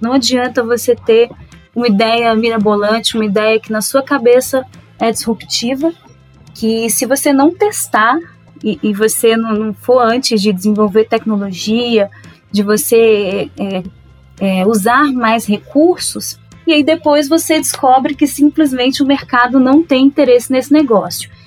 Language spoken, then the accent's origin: Portuguese; Minas Gerais, Brazil; nasci e cresci em Minas Gerais